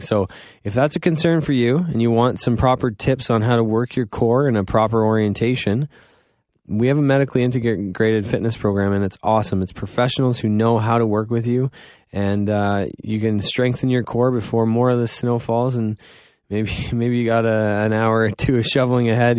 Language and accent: English; Goderich, Ontario, Canada; I'm from Godrich